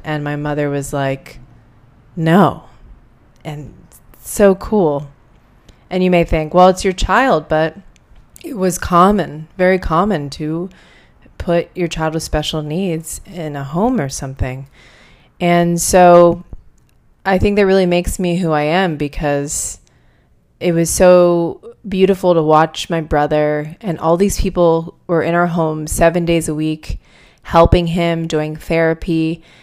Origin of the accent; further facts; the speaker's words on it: outside of Pittsburgh, Pennsylvania, United States; I grew up outside of Pittsburgh, Pennsylvania, in a much smaller city